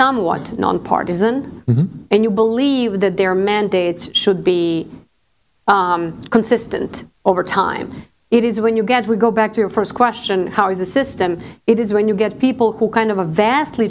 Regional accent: Serbia; now in Arlington, United States; I came to the United States. I'm from Serbia, former Yugoslavia

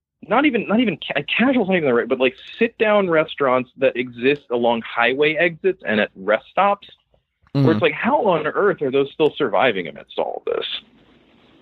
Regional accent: Western Maryland, United States; when I grew up in Western Maryland

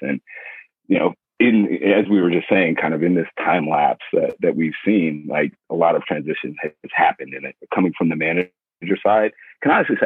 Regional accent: San Francisco, California, United States; moved away; I'm originally from San Francisco

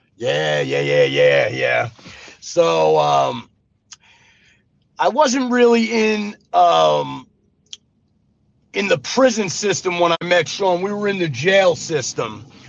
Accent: New York City, New York, United States; moved away as an adult; also born or lived in Las Vegas, Nevada / Arizona; now in Mississippi, United States; I was born in Brooklyn, New York

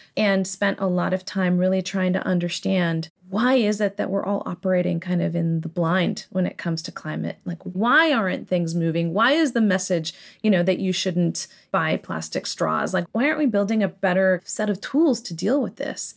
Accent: San Diego, California, United States; so I grew up in Southern California, in San Diego.

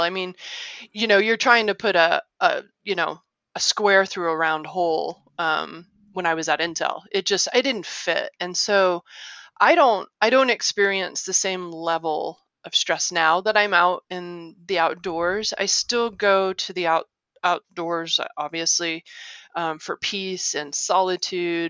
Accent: Little Rock, Arkansas, United States; moved away; also born or lived in Ohio / Illinois / California / Michigan; I grew up in Little Rock, Arkansas. Like I said, I was born in Ohio, but I moved 10 weeks later

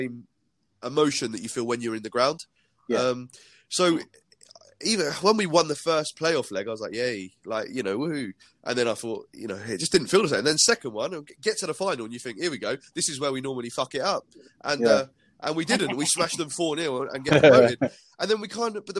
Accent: Milton Keynes, South East England, United Kingdom; I was born in Milton Keynes before the MK Dons were born

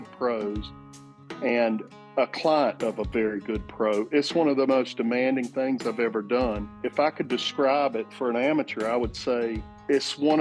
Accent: Alamance County, North Carolina, United States; Right in the middle of North Carolina in Alamance County. I live about 3 miles from where I was born

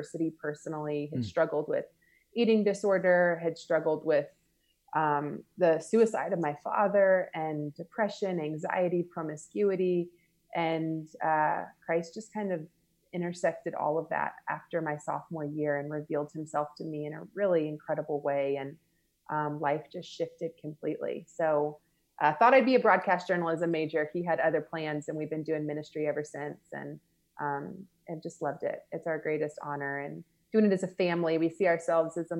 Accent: Marietta, Georgia, United States; moved away; also born or lived in Louisiana; I grew up just right outside of Atlanta, Georgia, in an area called Marietta

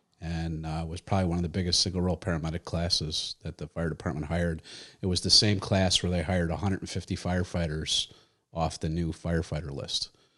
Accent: Chicago, Illinois, United States; So like 1970 from Brainerd, from 89th and Laughlin. That's where I was born and raised in the St. Ethelreda Parish. And then we moved to the suburbs out to Hanover Park, which was pretty far away.

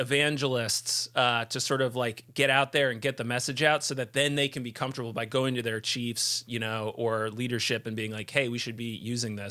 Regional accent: Vermont, United States; the Vermont Preparedness Conference, which, that's my hometown conference.

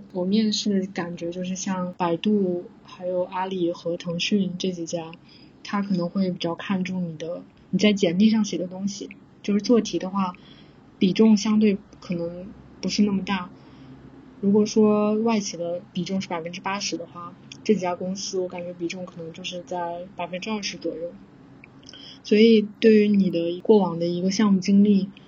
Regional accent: southern China, China; moved away as an adult; also born or lived in Beijing, China; now in Singapore; 我是南方人，然后南方的话就是夏天也是非常的热的，然后也比较湿

